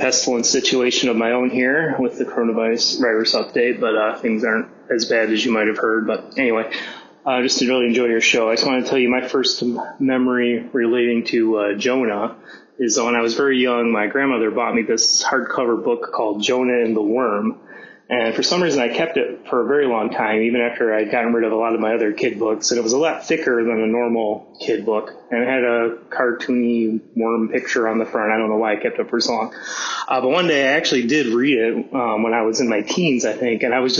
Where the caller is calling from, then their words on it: Shanghai, China; calling from Shanghai, China.